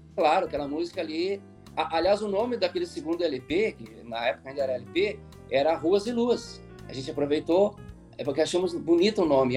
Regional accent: Campo Novo, Rio Grande do Sul, Brazil; moved away; also born or lived in Passo Fundo; na minha cidade, em Campo Novo, onde eu nasci

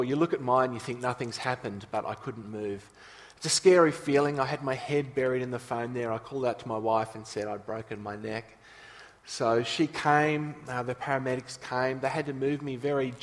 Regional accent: Nowra, New South Wales, Australia; moved away; we grew up in Nowra

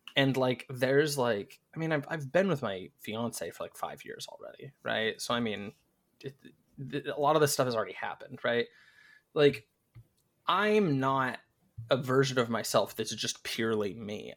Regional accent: United States; I'm American

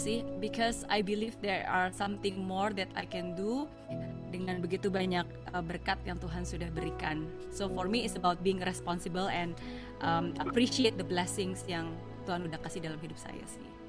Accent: Indonesia; moved away as an adult; also born or lived in Singapore; it was not easy untuk bisa coming back to Indonesia

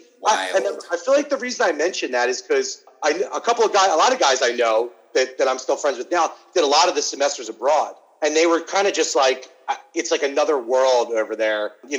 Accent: California, United States; So, we're from California.

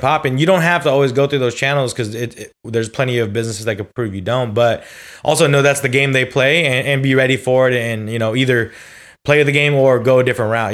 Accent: California, United States; I'm also from California

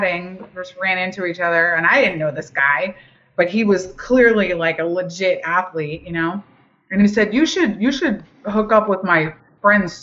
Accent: Boston, Massachusetts, United States; moved away; also born or lived in the Deep South; I grew up in the suburbs of Boston

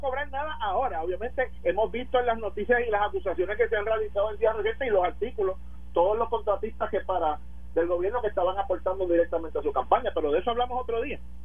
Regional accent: Puerto Rico; somos puertorriqueños

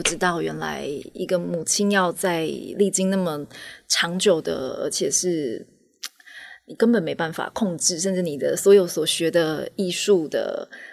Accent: Taitung, Taitung County, Taiwan; 本来就在台东长大

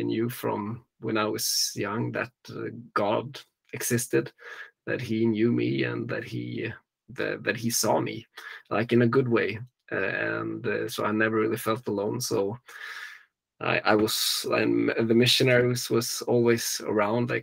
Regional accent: Gothenburg, Västra Götaland, Sweden; now in Stockholm, Sweden; I was born and raised in Sweden, on the West Coast, and so I was born in Gothenburg, and nowadays I live in the Stockholm area

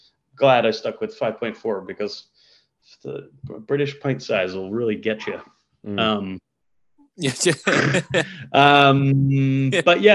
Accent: United States; moved away as an adult; also born or lived in Denver; now in London, United Kingdom; because I'm American, because I was an American student

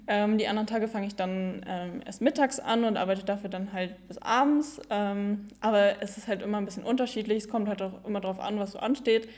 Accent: Büscherheide, North Rhine-Westphalia, Germany; ich bin 19 Jahre alt und komme aus Büscherheide.

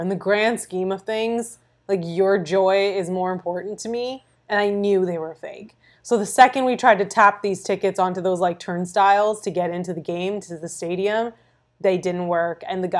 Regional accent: Brampton, Ontario, Canada; I'm from Toronto. Like, I'm from yeah. Brampton.

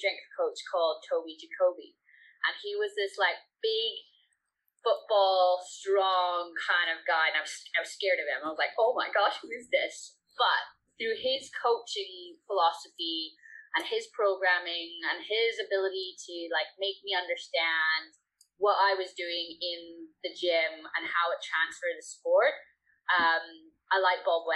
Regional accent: Vancouver, British Columbia, Canada; moved away as an adult; also born or lived in United Kingdom; my family immigrated to Canada when I was 3. So I grew up in Vancouver, BC

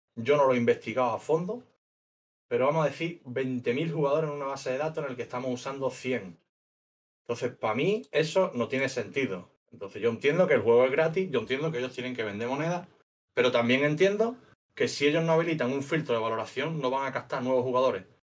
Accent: Huelva, Andalusia, Spain; moved away as an adult; also born or lived in Colombia / Peru / South America / Europe; nací en un pueblo de Huelva y he estado la mitad de mi vida básicamente fuera de mi pueblo

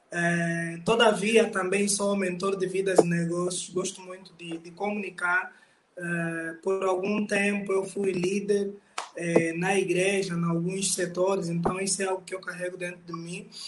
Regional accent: Luanda, Luanda Province, Angola; now in Londrina, Brazil; Por outra … eu sou angolano, é

